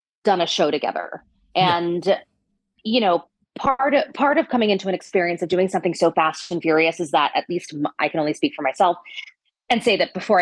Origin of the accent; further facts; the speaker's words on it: New Jersey, United States; I'm from New Jersey. I'm Italian.